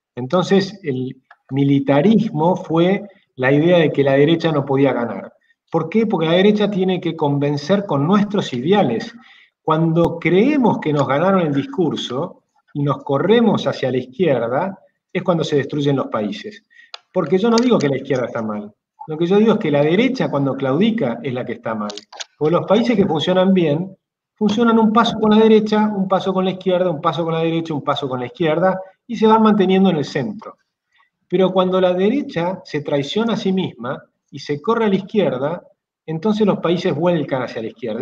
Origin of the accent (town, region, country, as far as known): Argentina